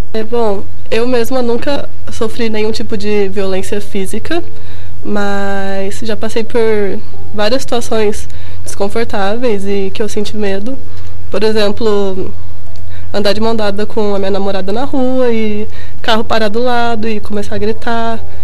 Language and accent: Portuguese; Minas Gerais, Brazil; moved away; eu sou mineira, é, eu estudava numa escola de padre